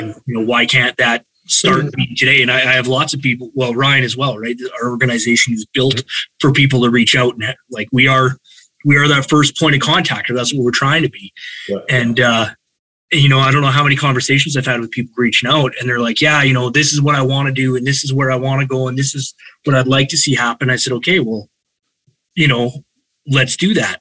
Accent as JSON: {"language": "English", "town": "Calgary", "region": "Alberta", "country": "Canada", "tie": "born or raised there", "said": "I was born and raised in Calgary"}